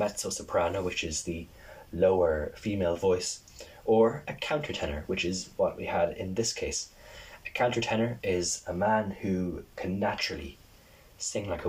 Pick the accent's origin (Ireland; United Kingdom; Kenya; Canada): Ireland; me as an Irish person